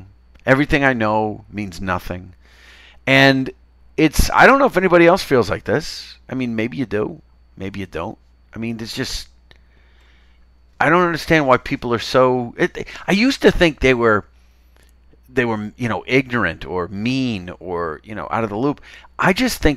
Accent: Chelsea, Massachusetts, United States; accent: Chelsea; I am from Chelsea

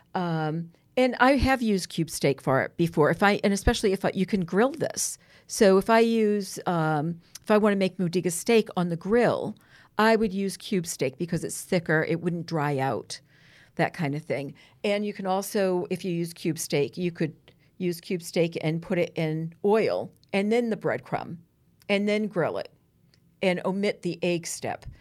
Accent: Gloucester, Massachusetts, United States; I grew up on Granite Street in Gloucester, very Italian Jewish neighborhood

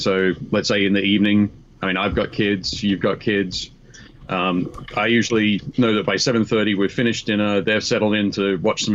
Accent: Newcastle, New South Wales, Australia; my hometown, Newcastle in Australia

